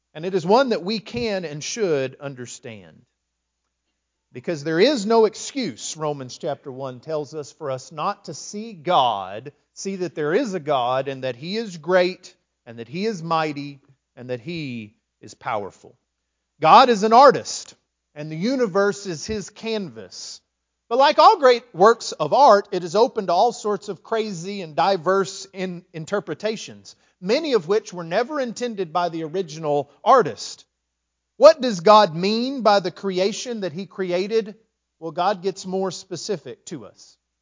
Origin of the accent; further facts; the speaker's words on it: West Texas, United States; also born or lived in Lindale, Texas; now in East Texas, United States; I grew up in West Texas.